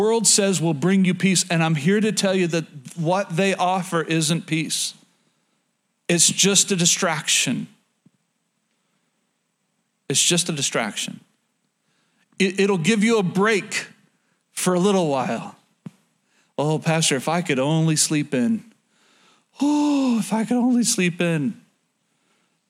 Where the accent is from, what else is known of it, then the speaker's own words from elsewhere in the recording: Oklahoma, United States; moved away; I'm from Oklahoma